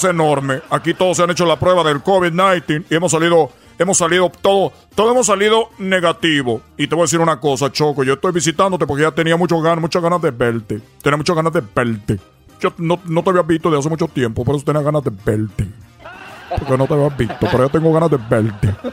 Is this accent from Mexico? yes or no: no; Cuba; nosotros tenemos nuestro acento. Eh, cubano y de repente también hablamos de dominica los dominicanos, chicos. Oye, los dominicanos, los, los, puertorriqueños, los cubanos somos muy diferentes.